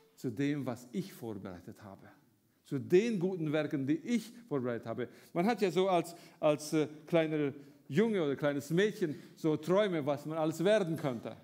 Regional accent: Romania; moved away as an adult; now in Germany; ich bin in Rumänien geboren, äh, habe dort zur Zeit vom Kommunismus gelebt, als Deutschstämmiger

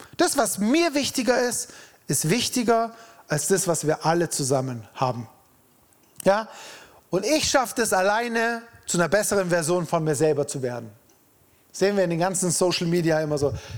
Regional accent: Freiburg, Baden-Württemberg, Germany; wir Freiburger

